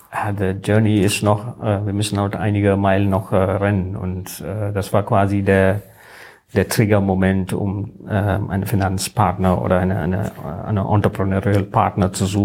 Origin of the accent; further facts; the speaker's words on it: India; German is a second language; now in Germany; ich komme ursprünglich aus Indien, ich bin seit äh, 20 Jahren hier in Deutschland, aber ich bin in Indien groß geworden. Meine formative Years war in Indien